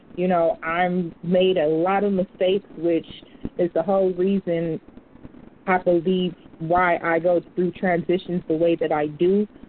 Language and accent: English; United States; I'm American too